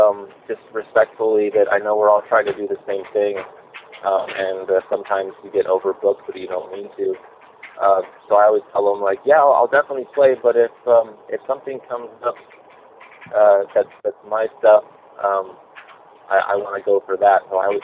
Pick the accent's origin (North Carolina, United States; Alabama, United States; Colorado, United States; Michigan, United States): Colorado, United States; also born or lived in Virginia / Arizona; I grew up in Colorado and then Virginia for about a year and then Arizona